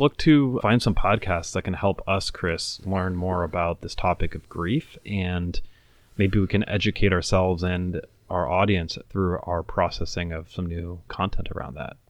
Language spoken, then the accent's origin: English; Venezuela; now in United States; I grew up in Venezuela.